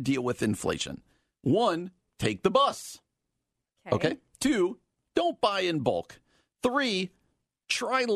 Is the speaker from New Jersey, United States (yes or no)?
yes; New Jersey, United States; from my home state of New Jersey